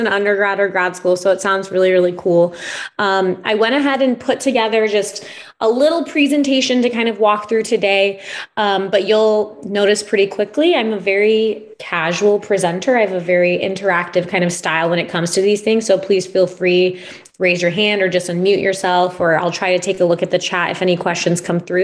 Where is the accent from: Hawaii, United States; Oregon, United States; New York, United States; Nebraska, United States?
Nebraska, United States; Omaha; I'm originally from Omaha, Nebraska. So I'm from the Midwest.